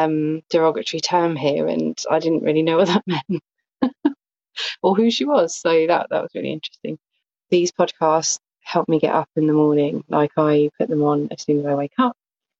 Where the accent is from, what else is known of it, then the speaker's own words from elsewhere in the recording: Southampton, South East England, United Kingdom; from Southampton in England.